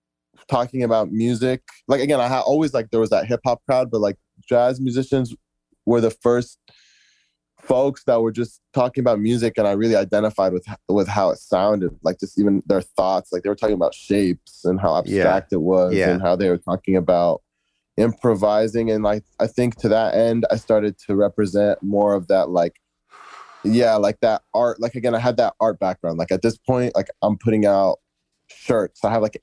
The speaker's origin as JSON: {"language": "English", "country": "Egypt", "said": "I'm from Egypt myself, so I was studying a lot of stuff about like Egypt and all that."}